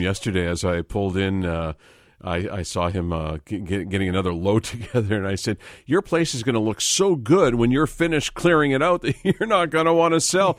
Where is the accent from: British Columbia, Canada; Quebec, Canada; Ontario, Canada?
British Columbia, Canada; Vancouver; Growing up in Vancouver